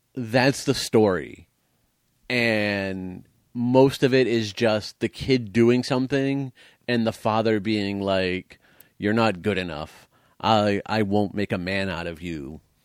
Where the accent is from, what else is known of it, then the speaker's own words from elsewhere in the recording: United States; I am American